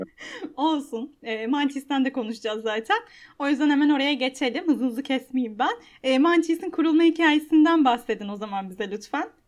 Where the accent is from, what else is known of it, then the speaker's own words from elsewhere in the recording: Istanbul, Turkey; ben de Maltepe'de yaşadım. Yani e, evlenene Aa. kadar.